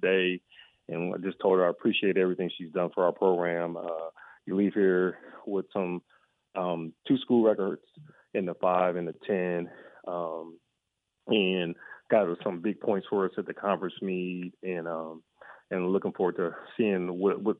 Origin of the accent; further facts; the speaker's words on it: Rochester, New York, United States; my hometown of Rochester, New York